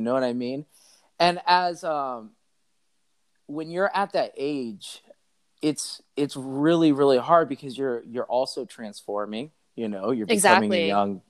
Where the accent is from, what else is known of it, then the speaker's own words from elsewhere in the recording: Chicago, Illinois, United States; born there; also born or lived in Cincinnati / Michigan / North Carolina / Atlanta; So I lived in Chicago, lived in Cincinnati, and then we worked our way through a little bit of Michigan, and then we went to North Carolina, Atlanta, and then we found ourselves in Florida.